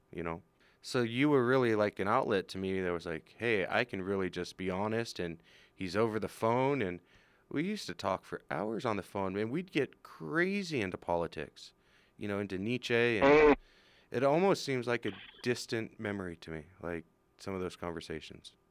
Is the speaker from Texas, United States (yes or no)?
no; California, United States; moved away as an adult; now in Utah, United States; I was from California coming to Utah